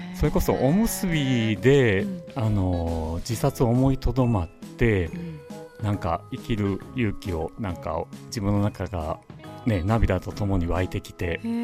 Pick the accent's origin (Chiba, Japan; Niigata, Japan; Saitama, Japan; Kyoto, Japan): Kyoto, Japan; Maizuru; moved away as an adult; now in Miyazu, Japan; 私は日赤病院で生まれましてその後聖母幼稚園、はい、 中水小学校、はい、えー、城南中学校西舞津高等学校と卒業して